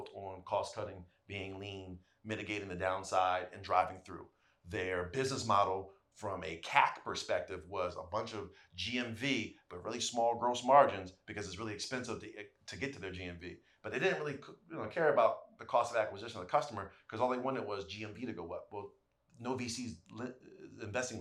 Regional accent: New York City, New York, United States; John and I are Harlemites

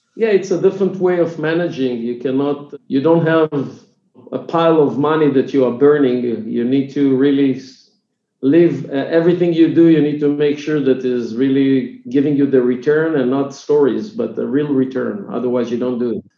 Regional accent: Israel; English is a second language; i'm from israel if it was not clear from my accent so i'm israeli

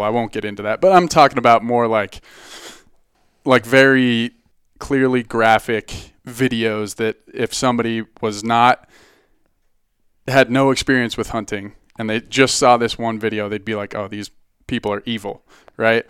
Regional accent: Boulder, Colorado, United States; I grew up in, uh, Boulder

